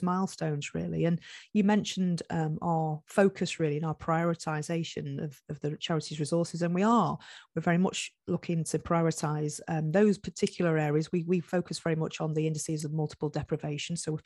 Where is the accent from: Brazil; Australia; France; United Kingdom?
United Kingdom; Cheshire, North West England; moved away; I was brought up in Cheshire